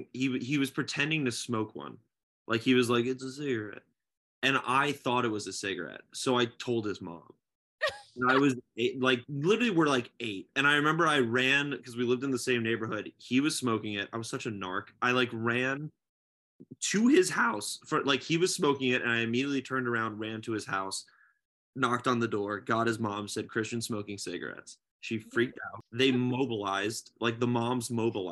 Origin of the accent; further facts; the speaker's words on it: New Jersey, United States; I grew up in Jersey